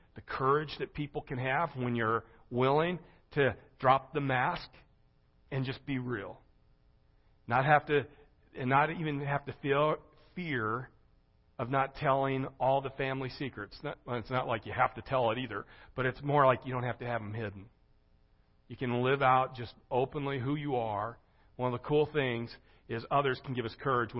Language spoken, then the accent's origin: English; Gering, Nebraska, United States; now in Springfield, Missouri, United States; When I grew up in Gearing, Nebraska